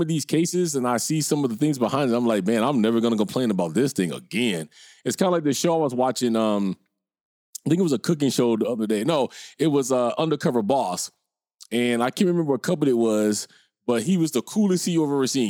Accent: Minnesota, United States; moved away as an adult; I can't even pretend to be a Minnesota bro no more 'cause I've been out here about twenty years

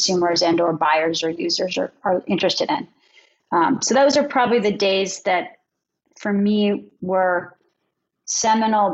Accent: outside of Philadelphia, Pennsylvania, United States; moved away as an adult; also born or lived in Los Angeles; I grew up outside of Philadelphia

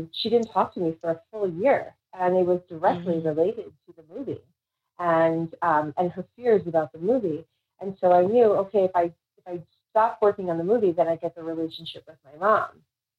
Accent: New York City, New York, United States; where I grew up in the Bronx

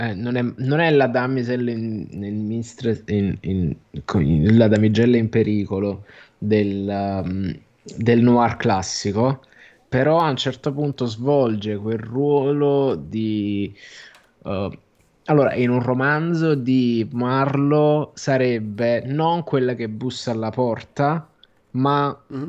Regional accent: Naples, Campania, Italy; sono io che sono napoletano

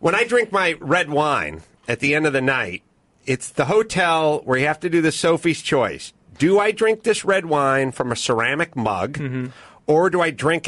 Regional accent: Los Angeles, California, United States; Nobody I knew growing up in North Hollywood played ice hockey

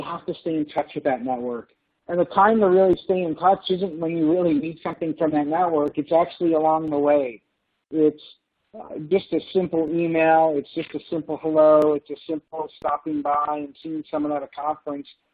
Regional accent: Buffalo, New York, United States; we grew up in Buffalo, New York

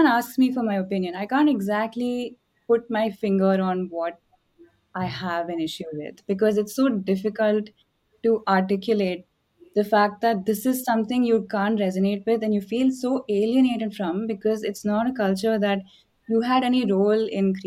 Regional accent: Chennai, Tamil Nadu, India; I grew up in Chennai

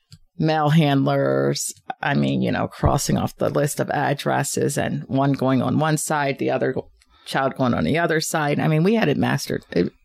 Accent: Norristown, Pennsylvania, United States; I grew up on the East End for about 20 plus years.

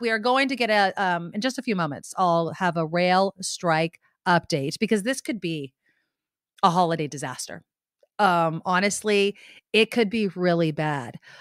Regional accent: San Jose, California, United States; my hometown, San Jose, where I live

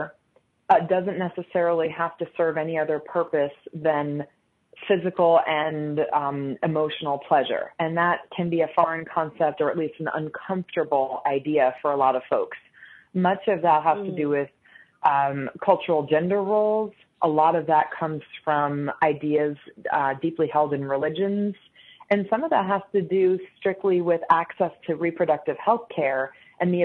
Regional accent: United States; growing up in the United States

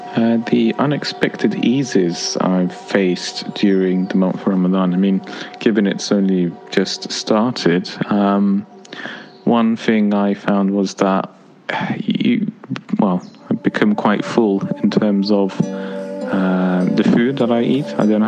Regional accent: United Kingdom; As a British Muslim, I don't really face any obstacle as such trying to fast in London in 2018.

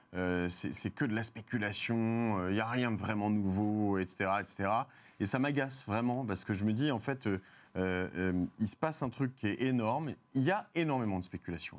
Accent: France; je suis français

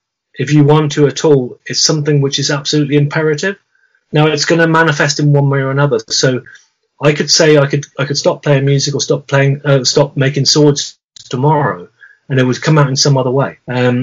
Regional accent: South West England, United Kingdom; coming right back to the beginning of our conversation about amoebics growing up in Devon

